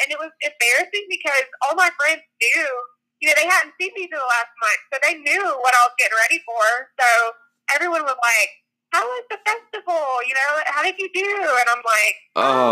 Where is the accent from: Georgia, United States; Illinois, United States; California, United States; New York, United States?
Georgia, United States; McDonough; the town where Josh and I grew up in McDonough, Georgia